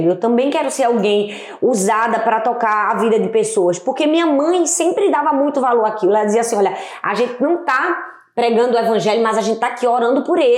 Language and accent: Portuguese; Recife, Pernambuco, Brazil; accent: nordestino; De Recife. De Recife. É, meu sotaque é bem nordestino.